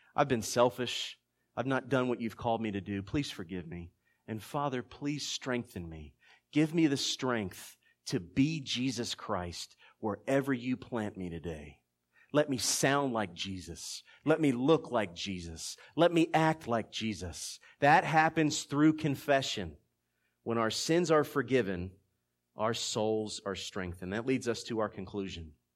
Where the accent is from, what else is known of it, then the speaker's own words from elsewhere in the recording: Philadelphia, Pennsylvania, United States; now in South Georgia, United States; being born and raised in Philadelphia